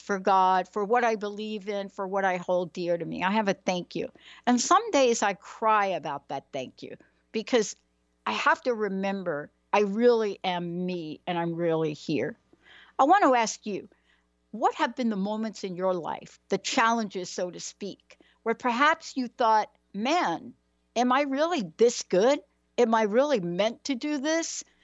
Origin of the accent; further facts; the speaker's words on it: New York, United States; I'm from New York